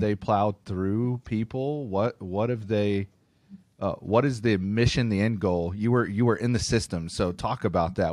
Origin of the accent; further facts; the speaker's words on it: Tulsa, Oklahoma, United States; I'm from Tulsa